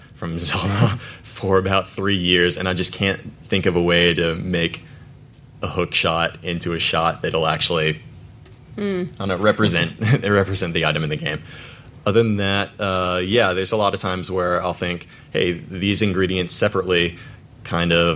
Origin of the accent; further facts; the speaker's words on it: Atlanta, Georgia, United States; also born or lived in Roswell, Georgia; now in Macon, United States; I'm actually from Atlanta, or I'm native from Atlanta. I lived up in Roswell, and now I'm in Macon.